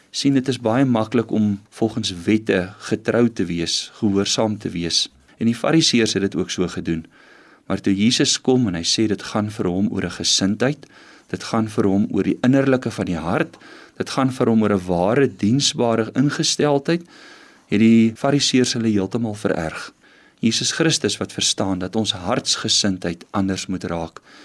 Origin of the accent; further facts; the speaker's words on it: Western Cape, South Africa; now in Pretoria, South Africa; Ek het in die Kaap groot geword